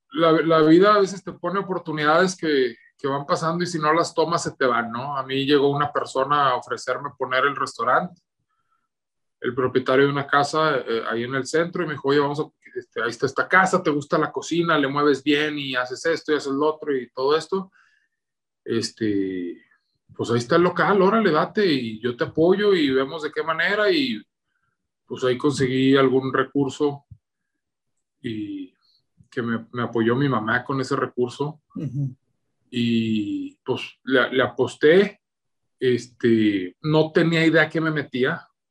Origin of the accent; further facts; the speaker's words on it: Torreón, Coahuila, Mexico; Soy de la tierra del norte del mero Coahuila, de la ciudad de Torreón.